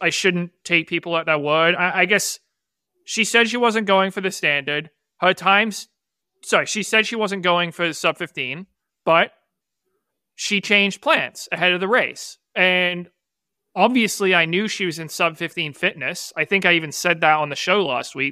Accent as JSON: {"language": "English", "town": "Boston", "region": "Massachusetts", "country": "United States", "tie": "born or raised there", "said": "the Boston Globe, my hometown paper"}